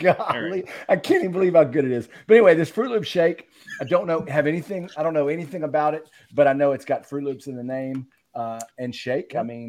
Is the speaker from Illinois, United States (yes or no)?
no; Southwest Louisiana, United States; now in North Louisiana, United States; I'm from Southwest Louisiana.